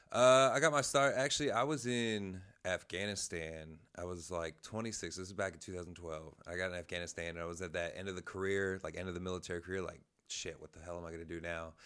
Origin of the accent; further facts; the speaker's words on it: Springfield, Ohio, United States; I'm from Springfield, Ohio, Dayton area